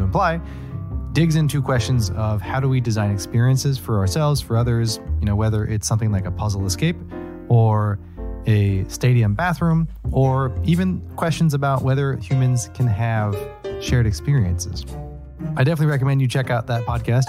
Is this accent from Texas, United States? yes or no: yes; Texas, United States; moved away; also born or lived in New England; I'm from Texas